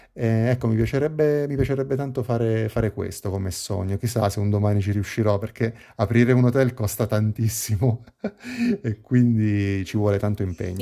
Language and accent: Italian; Pescara, Abruzzo, Italy; ho 35 anni e sono di Pescara, una città nel centro Italia, sulla costa adriatica